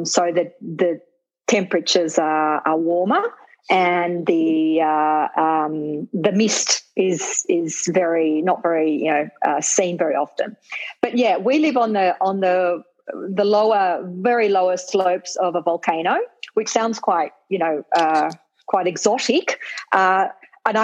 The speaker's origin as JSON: {"language": "English", "town": "Sydney", "region": "New South Wales", "country": "Australia", "tie": "born or raised there", "moved": "as an adult", "lives_now": "San José, Costa Rica", "said": "I grew up in Lindfield, Sydney, New South Wales, on the northern suburbs of Sydney"}